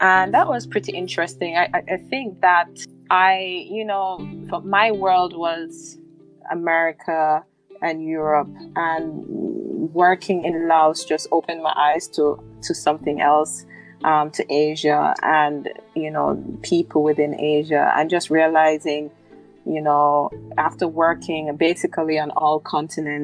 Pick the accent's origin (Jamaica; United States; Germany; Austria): Jamaica; I'm from Jamaica.